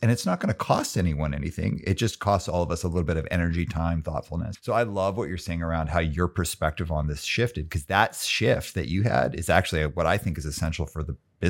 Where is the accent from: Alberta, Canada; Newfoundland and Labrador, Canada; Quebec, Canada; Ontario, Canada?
Alberta, Canada; Calgary; And I grew up in Calgary, Alberta in the 70s and 80s.